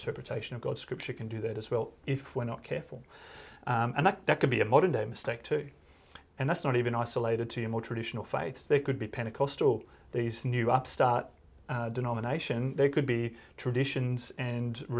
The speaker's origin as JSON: {"language": "English", "country": "Australia", "said": "I'm an Aussie"}